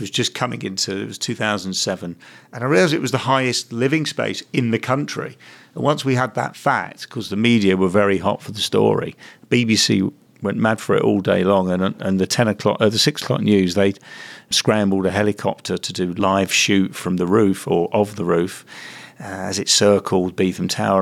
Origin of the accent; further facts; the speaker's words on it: London, United Kingdom; moved away as an adult; now in Manchester, United Kingdom; I was an alien in the early '80s for staying here as a Londoner